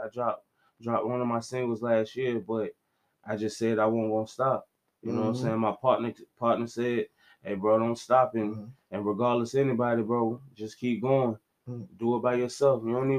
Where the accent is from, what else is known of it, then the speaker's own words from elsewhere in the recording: Virginia Beach, Virginia, United States; I'm from the city, man. I'm from definitely from Virginia Beach, the Green Run area.